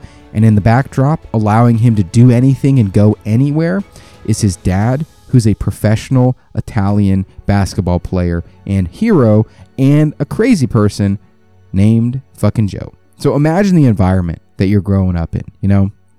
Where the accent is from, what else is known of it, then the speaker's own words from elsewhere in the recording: South Korea; also born or lived in Belgium / Alabama; because I grew up in Korea, I grew up in Belgium, then I moved to Alabama